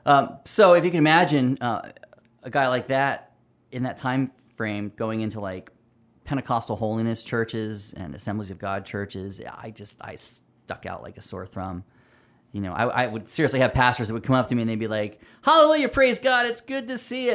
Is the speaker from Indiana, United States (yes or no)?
no; Pennsylvania, United States; also born or lived in California; now in Roseville, United States; moved me out of my beloved California to Pennsylvania. And so I grew up mostly in Pennsylvania, but I would spend my summers in California